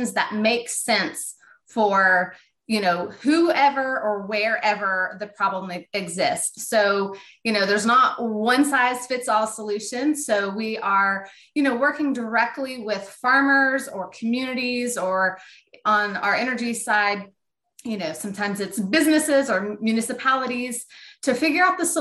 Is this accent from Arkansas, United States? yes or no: yes; Northwest Arkansas, United States; I grew up here in Northwest Arkansas, and my family, we were dairy farmers